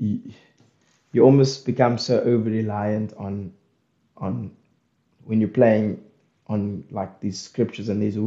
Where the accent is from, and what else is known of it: South Africa